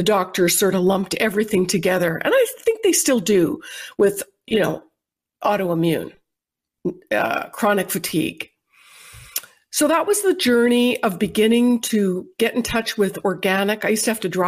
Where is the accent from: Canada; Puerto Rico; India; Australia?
Canada; moved away as an adult; now in United States; I was born and raised in Canada